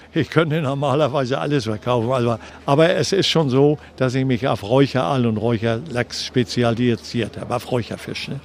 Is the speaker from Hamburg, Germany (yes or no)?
yes; Hamburg, Germany; Ich bin 1939 in Hamburg geboren habe den Krieg mitgemacht